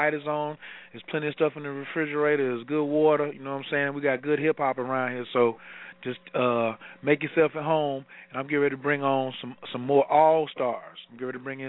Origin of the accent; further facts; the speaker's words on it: Carolina, United States; I'm from Carolina